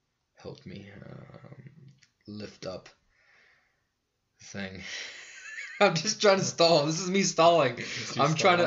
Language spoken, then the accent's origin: English; United States; I'm American